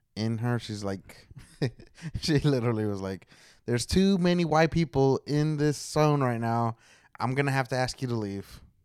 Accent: Oklahoma, United States; I am from Oklahoma

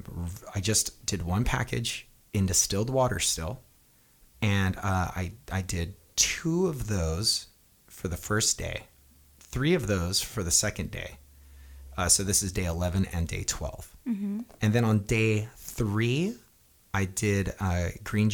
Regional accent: Hawaii, United States; moved away; growing up in Hawaii

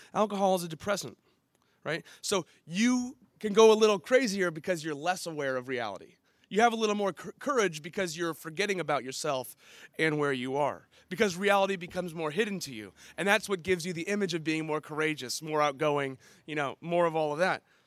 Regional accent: San Diego, California, United States; I grew up in Ocean Beach, I would actually go back to Illinois for summers

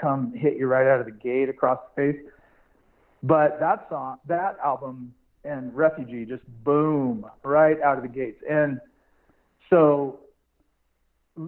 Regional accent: Sedro-Woolley, Washington, United States; I was born and raised in Cedar Woolley.

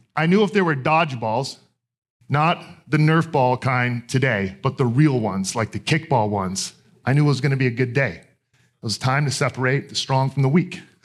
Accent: Texas, United States; I grew up in Texas

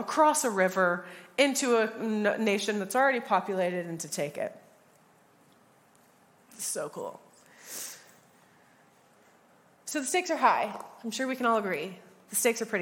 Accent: United States; I'm from the States as well.

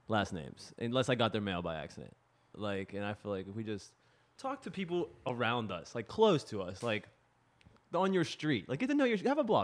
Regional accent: Swissvale, Pennsylvania, United States; moved away as an adult; Yeah, I grew up in Swissville. I was born in Swissville. My mom was born in Swissville, her whole family. So I've been there a while. And then I moved away when I was probably like 18 or 19.

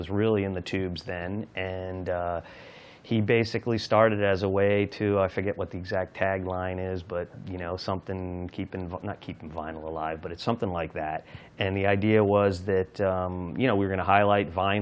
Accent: Summit, New Jersey, United States; moved away as an adult; also born or lived in Newport, Rhode Island; now in New Orleans, United States; I went to Summit High in Summit, New Jersey

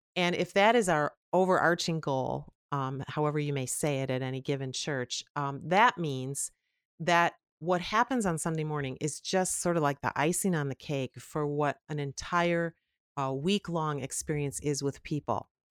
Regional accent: Chicago, Illinois, United States; I grew up in the Chicago area, the suburbs, very close to O'Hare Airport

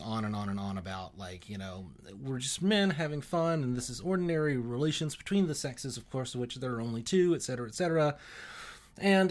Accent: Alabama, United States; I'm from Alabama originally, and uh, pretty kind of normal conservative, very kind of uh, religious upbringing

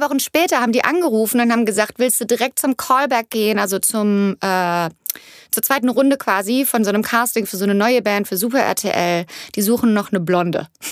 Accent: Cologne area, North Rhine-Westphalia, Germany; first language German; moved away as an adult; now in Los Angeles, United States; es ist immer noch meine Heimat mhm. und es ist, ist, wo meine Familie ist, meine, meine Mama, meine Schwester und mein Bruder

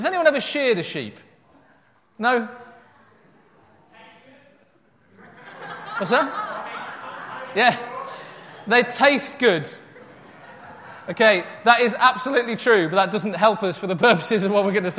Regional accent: Yorkshire and the Humber, United Kingdom; I grew up in North Yorkshire, in amongst sheep farming hills all around me

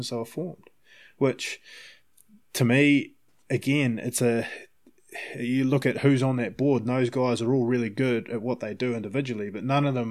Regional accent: Palmerston North, Manawatū-Whanganui, New Zealand; now in Vancouver, Canada; I grew up in Palmerston North.

